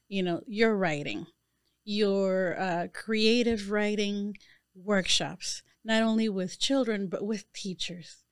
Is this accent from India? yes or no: no; Panama; moved away; I am a woman from Panama.